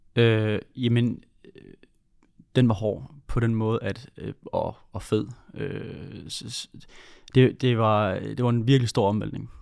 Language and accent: Danish; Funen, Southern Denmark, Denmark; accent: Funen dialect; also born or lived in Odense; now in Horsens, Denmark; Jeg er Fynbo